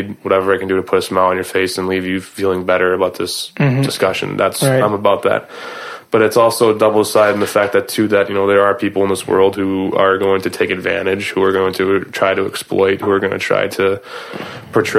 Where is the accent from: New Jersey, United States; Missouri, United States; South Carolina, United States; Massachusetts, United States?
Massachusetts, United States; Boston; I grew up in Boston